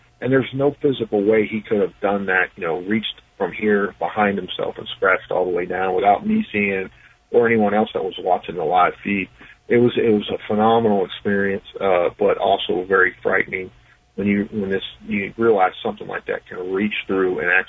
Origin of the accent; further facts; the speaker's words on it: West Virginia, United States; I'll probably talk mostly about different paranormal happenings in my home state of West Virginia.